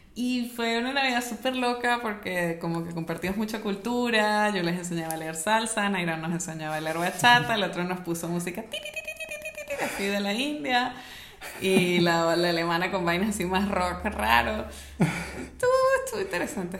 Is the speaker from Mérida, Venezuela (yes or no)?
yes; Mérida, Venezuela; born or raised there; moved away